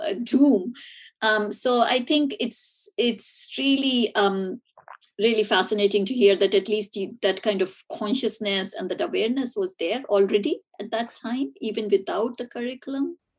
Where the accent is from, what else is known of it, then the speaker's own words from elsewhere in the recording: India; moved away; learning about it at school uh, growing up in India.